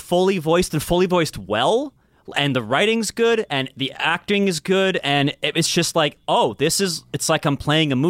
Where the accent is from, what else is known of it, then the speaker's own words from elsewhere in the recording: Calgary, Alberta, Canada; Edmonton was the next town over from where I grew up. I grew up in Calgary.